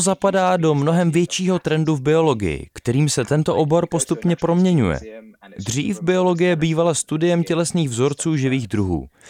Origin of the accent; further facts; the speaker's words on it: England, United Kingdom; v Anglii máme spoustu přízvuků